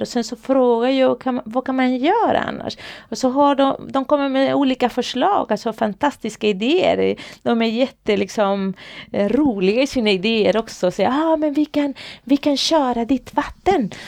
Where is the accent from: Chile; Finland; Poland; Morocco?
Chile; Swedish is a second language; moved away as an adult; now in Sweden; Jag kommer ifrån Chile. Ah. Det är där jag kommer ifrån. Men jag, jag har bott här i Sverige i många år nu